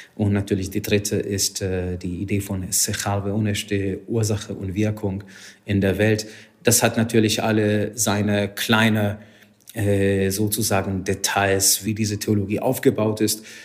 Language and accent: German; Hungary; German is a second language; moved away as an adult; now in Germany; Ich komme ursprünglich aus Ungarn. Seit 19 Jahren bin ich in Deutschland